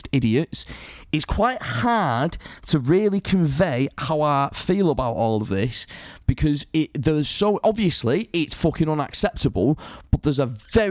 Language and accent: English; Salford, North West England, United Kingdom; moved away; when I grew up in Salford, I grew up around like a much more multicultural society